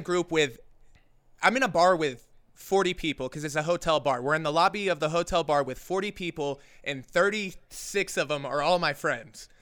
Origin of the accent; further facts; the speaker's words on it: Oklahoma City, Oklahoma, United States; now in Joshua Tree, United States; I haven't been back to Oklahoma, which is where I'm from. I'm from Oklahoma City.